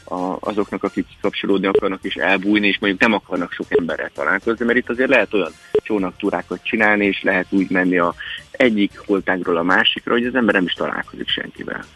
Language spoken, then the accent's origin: Hungarian; Hungary; én itt nőttem föl